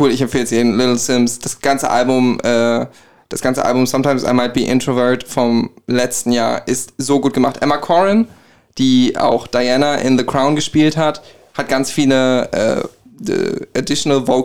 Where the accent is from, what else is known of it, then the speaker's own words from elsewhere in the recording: Gelnhausen, Hesse, Germany; Ich komme aus Gelnhausen.